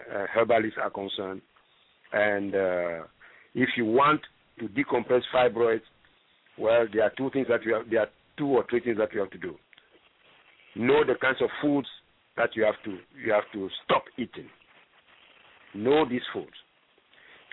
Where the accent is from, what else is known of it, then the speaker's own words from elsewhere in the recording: Libreville, Estuaire, Gabon; moved away; also born or lived in Ghana; I'm originally from Libreville, Gabon. You know, and that is where I started life